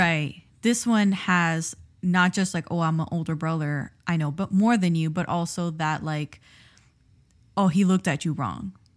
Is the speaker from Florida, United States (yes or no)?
yes; Miami, Florida, United States; we grew up in Miami